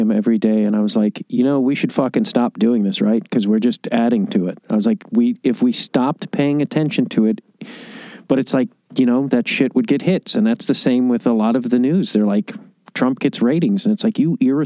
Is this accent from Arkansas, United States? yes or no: no; Chicago, Illinois, United States; I'm from Chicago